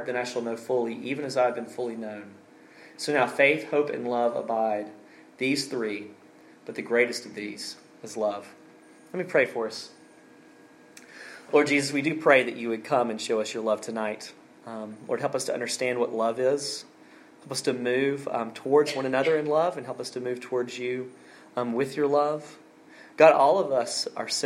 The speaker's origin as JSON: {"language": "English", "region": "Alabama", "country": "United States", "tie": "born or raised there", "moved": "yes", "said": "my home state of Alabama"}